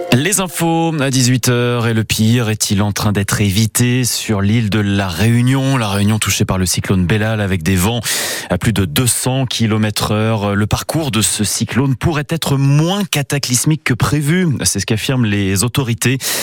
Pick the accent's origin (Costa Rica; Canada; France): France; Saint-Étienne, Auvergne-Rhône-Alpes; chez nous, à Saint-Etienne